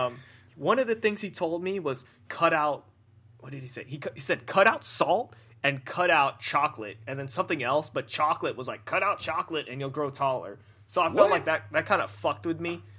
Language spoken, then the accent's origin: English; California, United States; I'm from California